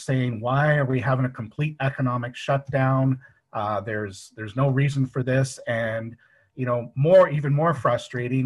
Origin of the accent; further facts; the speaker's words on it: England, United Kingdom; moved away; I'm originally from England